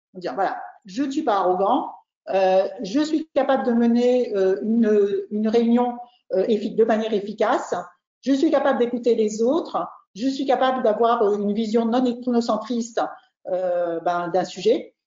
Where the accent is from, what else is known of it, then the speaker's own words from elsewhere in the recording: France; On est trois Français là, Pablo, Roland et moi